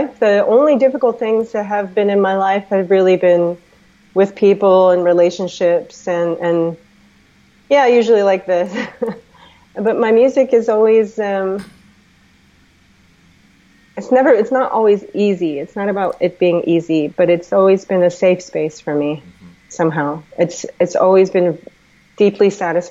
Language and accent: English; United States; also born or lived in DC/Baltimore area; I'm American.